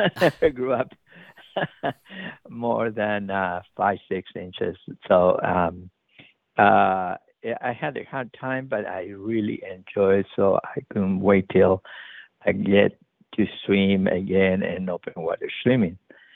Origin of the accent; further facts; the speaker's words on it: Chile; now in San Francisco, United States; I grew up in the Pacific Ocean in Chile, and so I was always near the coast.